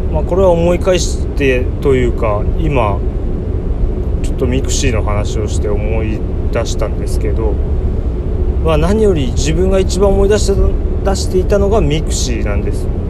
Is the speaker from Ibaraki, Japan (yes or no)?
yes; Ibaraki, Japan; 自分も茨城の出身というか茨城県に住んでいる